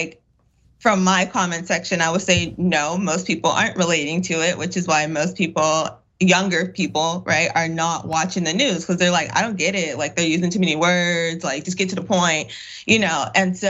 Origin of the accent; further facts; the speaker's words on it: United States; accent: AAVE / Ebonics; first language African American Vernacular English; it's good old Ebonics. And for me, like, that's my first language.